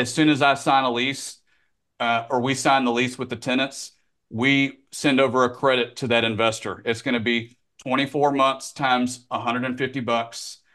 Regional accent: Memphis, Tennessee, United States; moved away as an adult; now in Florida, United States; growing up in Memphis.

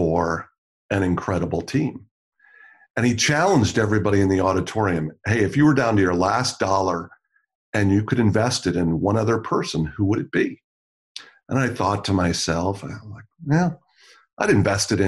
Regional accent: Milwaukee, Wisconsin, United States; I grew up in Milwaukee watching The Crusher every Friday night

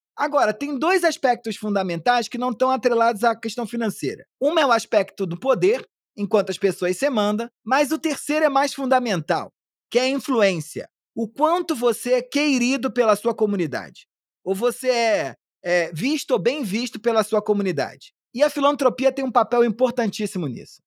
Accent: Brazil

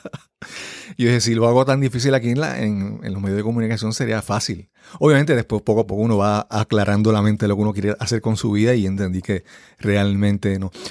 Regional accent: Yabucoa, Puerto Rico; moved away; en mi pueblo allá en Yabucoa

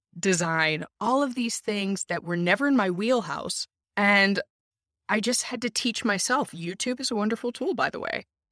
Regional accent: United States; now in Germany; I'm an American, married to a Finn, raising kids in Germany. I lived all around the US growing up. My parents also lived abroad. My father was multilingual.

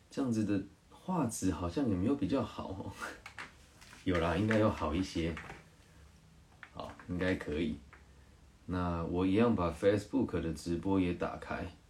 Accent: Changhua County, Taiwan; 我们彰化人

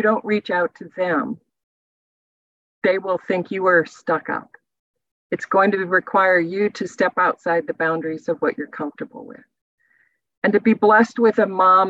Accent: Iowa, United States; moved away as an adult; also born or lived in Texas; as a young girl growing up in the Midwest

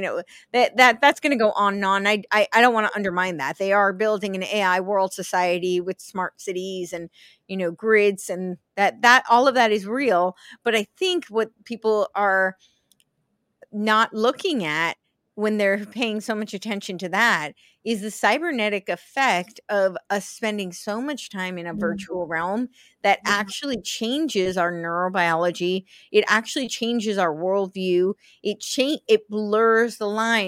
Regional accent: United States; moved away; also born or lived in Los Angeles, California; I grew up right outside New York City. I lived

